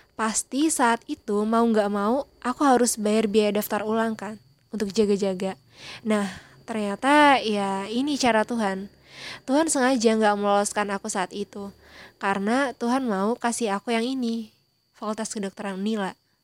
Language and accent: Indonesian; Tanggamus Regency, Lampung, Indonesia; Aku berasal dari daerah Lampung, Kabupaten Tagamus